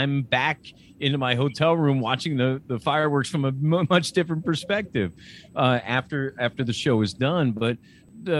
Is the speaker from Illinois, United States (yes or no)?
no; Lancaster, Pennsylvania, United States; also born or lived in State College, Pennsylvania; I grew up in Lancaster, Pennsylvania